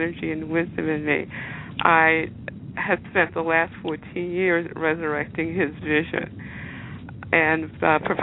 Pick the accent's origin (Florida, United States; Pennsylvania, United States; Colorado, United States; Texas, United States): Pennsylvania, United States; Philadelphia; I'm a Philadelphia native. I was born, raised, educated here